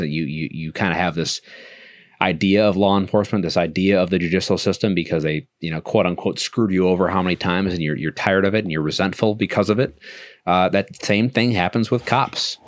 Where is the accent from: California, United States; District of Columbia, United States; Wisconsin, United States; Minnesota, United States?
Wisconsin, United States; Milwaukee; moved away as an adult; now in Virginia, United States; I was born and raised in Milwaukee